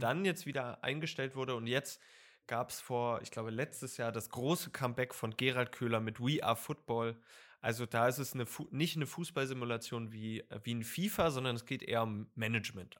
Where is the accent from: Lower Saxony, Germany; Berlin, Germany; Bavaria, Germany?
Lower Saxony, Germany; ich komme aus Niedersachsen